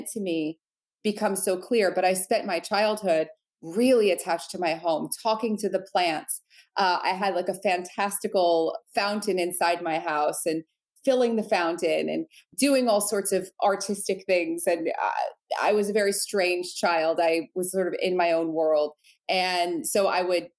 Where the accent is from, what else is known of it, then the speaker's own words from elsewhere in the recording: New Jersey, United States; I grew up in New Jersey, right outside of New York.